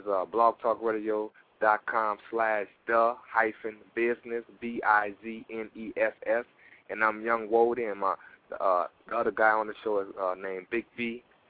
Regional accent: Louisiana, United States; now in Portland, United States; from Louisiana, but I reside in Portland, Oregon right now.

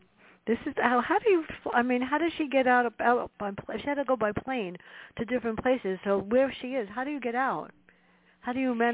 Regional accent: New York City, New York, United States; growing up where I did in the South Bronx

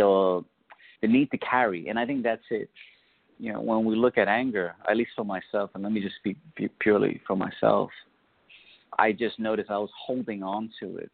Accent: New York City, New York, United States; I grew up in the South Bronx.

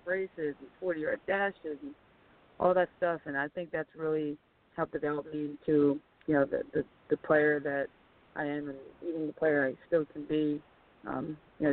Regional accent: Philadelphia, Pennsylvania, United States; I grew up in Philadelphia

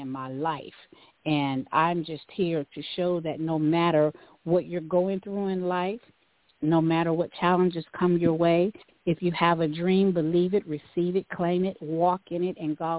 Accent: Tyler, Texas, United States; now in Dallas, United States; I am originally from Tyler, raised out on Highway 14 in the community called Shady Grove

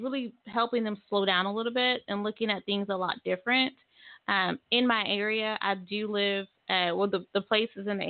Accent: Tulsa, Oklahoma, United States; moved away as an adult; now in Muskogee, United States; I grew up in Tulsa and I've been in Muskogee for 7 to 8 years

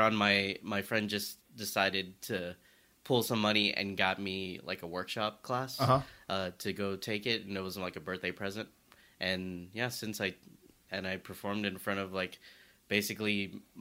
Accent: the South, United States; I talk about being Asian growing up in the South

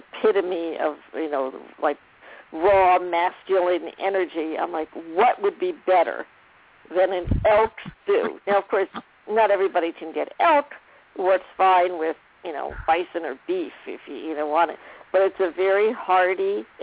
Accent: New Jersey, United States; we grew up in New Jersey

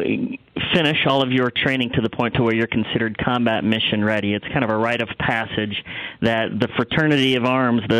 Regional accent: the Midwest, Nebraska, United States; also born or lived in Texas; I was raised here in the Midwest and went to high school in Nebraska

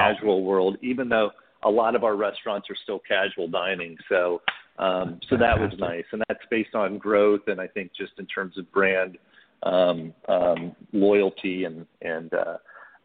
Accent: Indiana, United States; now in Dallas, United States; being a kid, I grew up in Indiana

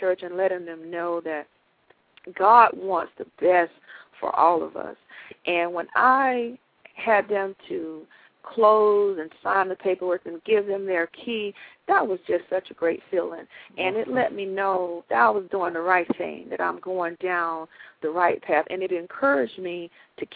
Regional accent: Georgia, United States; I grew up in Georgia

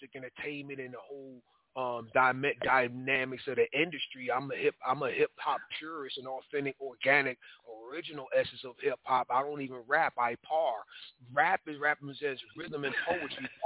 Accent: Philadelphia, Pennsylvania, United States; now in Pittsburgh, United States; I'm from Phili. So I'm like, I live in Pittsburgh right now, but I'm from Philadelphia

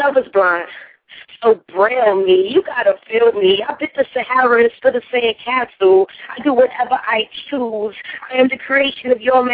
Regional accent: New York City, New York, United States; now in Tampa, United States; I'm from Brooklyn, but I'm in Tampa, Florida right now

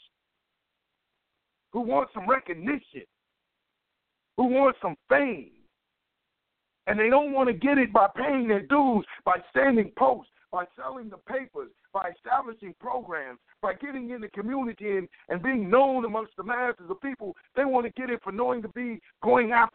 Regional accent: Cleveland, Ohio, United States; I'm from Cleveland

